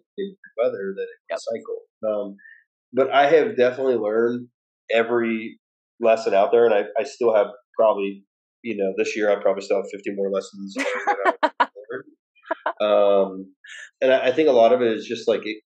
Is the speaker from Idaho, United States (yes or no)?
yes; Idaho, United States; now in North Carolina, United States; I grew up in Idaho